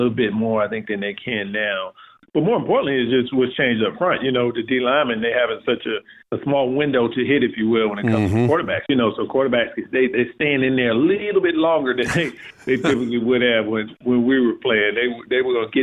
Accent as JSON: {"language": "English", "town": "Durham", "region": "North Carolina", "country": "United States", "tie": "born or raised there", "said": "We moved here when I was two, and this is just home."}